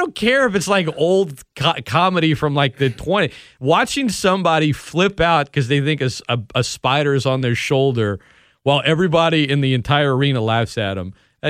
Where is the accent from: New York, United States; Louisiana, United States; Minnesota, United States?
Louisiana, United States; New Orleans; I'm from New Orleans. What is that thing?